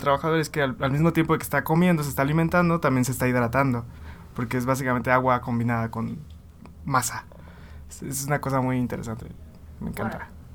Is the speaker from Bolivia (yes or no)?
no; Tabasco, Mexico; yo soy de Tabasco